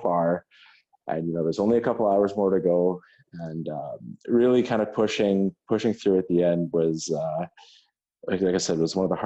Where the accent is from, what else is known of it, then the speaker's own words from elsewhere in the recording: Regina, Saskatchewan, Canada; moved away as an adult; now in Kingston, Canada; I grew up in Regina, Saskatchewan, and I did med school at the University of Saskatchewan